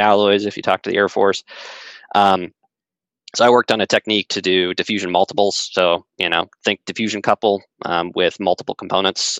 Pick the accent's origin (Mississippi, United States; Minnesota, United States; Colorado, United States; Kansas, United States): Colorado, United States; I grew up in Colorado